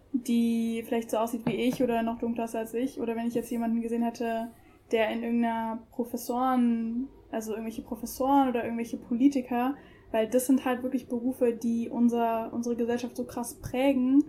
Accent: Germany; ich bin auch ausschließlich in Deutschland aufgewachsen, bin hier geboren, sozialisiert

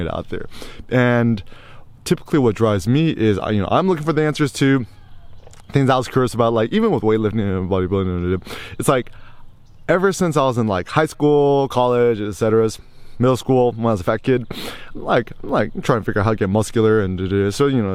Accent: Bay Area, California, United States; I was raised in the Bay Area, still got my 510 area code number

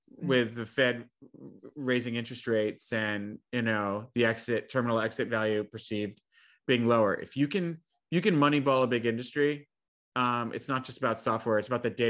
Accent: New Jersey, United States; I'm from New Jersey.

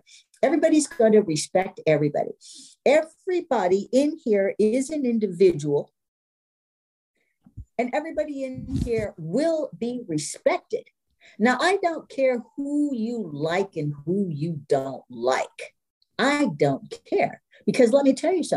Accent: East Coast, United States; moved away; I'm from the East Coast

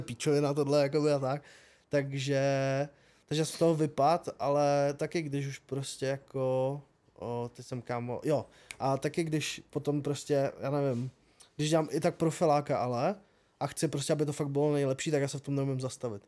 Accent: Třinec, Moravian-Silesian Region, Czechia; u nás v Třinci

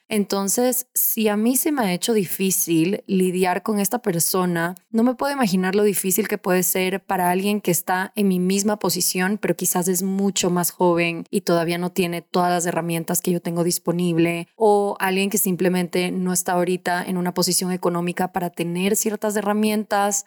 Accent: Ecuador; en mi país, Ecuador

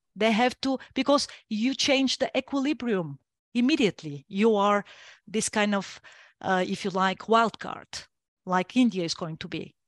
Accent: Bulgaria; first language Bulgarian; English is a second language; I like my mother tongue best

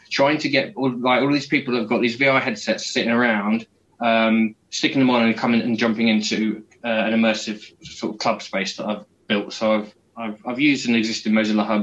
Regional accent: Peterborough, East of England, United Kingdom; I was running a club night in my hometown in the UK in Peterborough called Flux

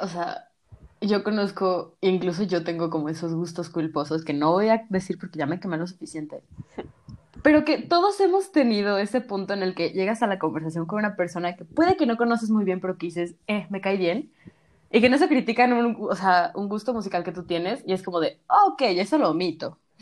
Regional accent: Mexico

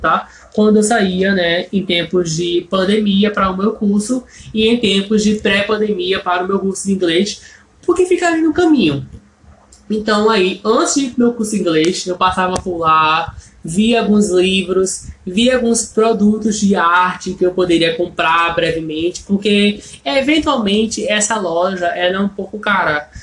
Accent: Brazil; first language Portuguese; eu como brasileiro

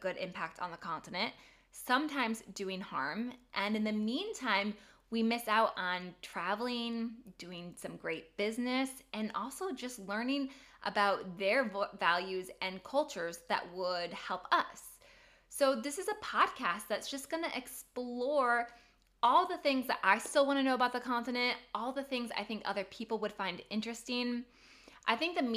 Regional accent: Fort Wayne, Indiana, United States; moved away; I grew up in Fort Wayne, Indiana, very Midwest

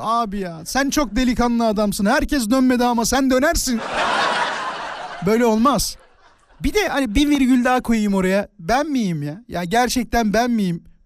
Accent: Turkey; klasik Türk'üm.

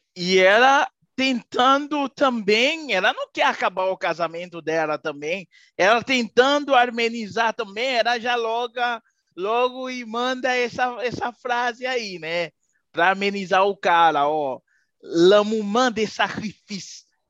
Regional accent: Haiti; eu sou haitiano

